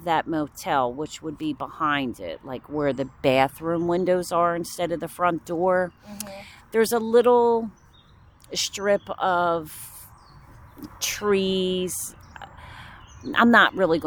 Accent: Woodbury, New Jersey, United States; also born or lived in West Deptford, New Jersey; I grew up in Woodbury

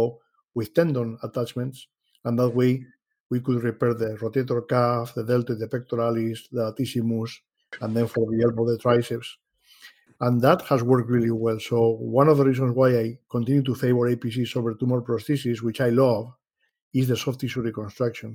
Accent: Madrid, Community of Madrid, Spain; moved away as an adult; now in Rochester, United States; I was born in Madrid, Spain.

